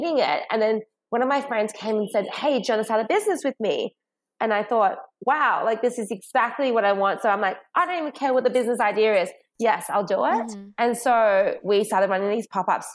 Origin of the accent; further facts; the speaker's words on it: Sydney, New South Wales, Australia; also born or lived in China; We moved from China to Australia when I was 8.